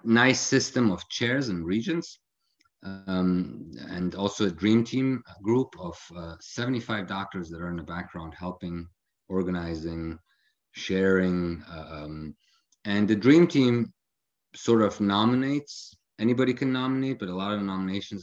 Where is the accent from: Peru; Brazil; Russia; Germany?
Germany; Frankfurt, Hesse; moved away as an adult; also born or lived in Illinois, United States; now in Palm Desert, United States; I grew up in Germany, mostly around Frankfurt area, where I went to high school